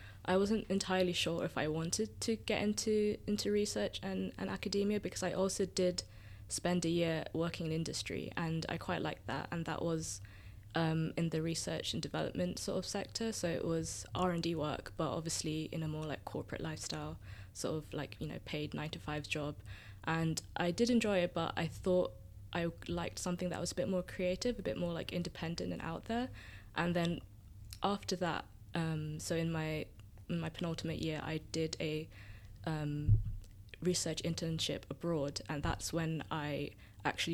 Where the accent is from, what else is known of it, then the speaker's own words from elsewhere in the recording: Surrey, near Croydon, South London, United Kingdom; first language Tamil; From South London or Greater London, South London. I grew up in Surrey, near Croydon